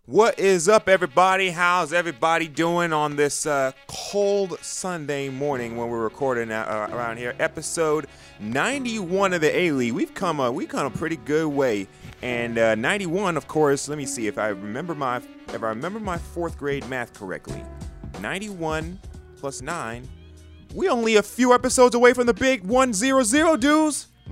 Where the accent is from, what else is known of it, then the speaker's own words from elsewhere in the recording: New York, United States; I'm a native of New York